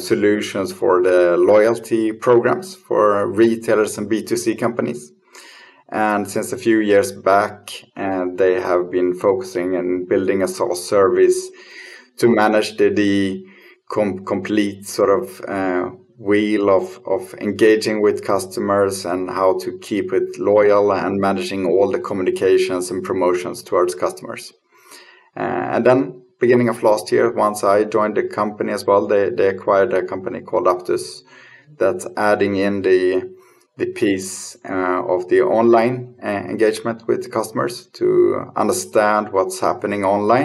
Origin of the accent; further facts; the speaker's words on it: Lund, Skåne, Sweden; I'm born and raised in Lund in Sweden.